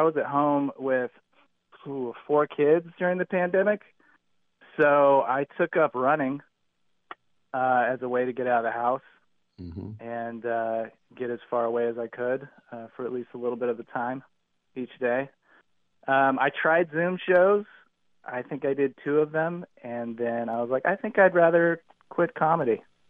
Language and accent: English; United States; Well, dude, I'm an American.